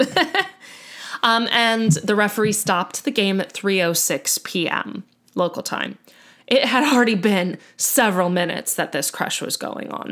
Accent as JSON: {"language": "English", "country": "United States"}